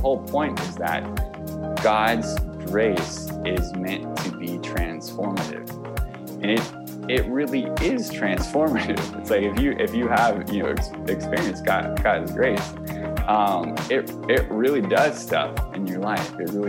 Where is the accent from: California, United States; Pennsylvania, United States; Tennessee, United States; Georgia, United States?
California, United States; Yeah. So, you know, I'm from California originally, and, so kind of grew up around here, then all over the place